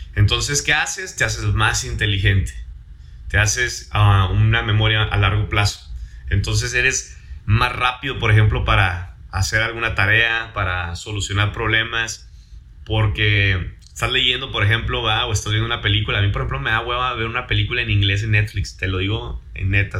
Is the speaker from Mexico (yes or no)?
yes; Mexico; first language Spanish; Soy mexicano